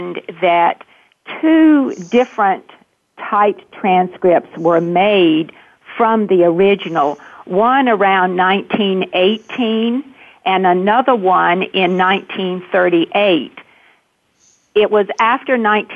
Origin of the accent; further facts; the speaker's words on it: North Carolina, United States; moved away as an adult; now in Massachusetts, United States; after I moved from North Carolina to Massachusetts